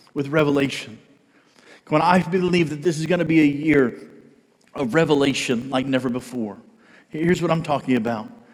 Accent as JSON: {"language": "English", "country": "United States", "said": "I'm an American"}